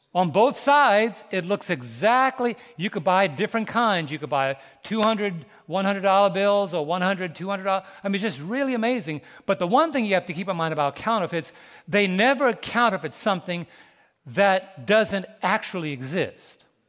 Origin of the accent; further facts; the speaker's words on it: New York City, New York, United States; moved away; We were both raised in, raised in New York City.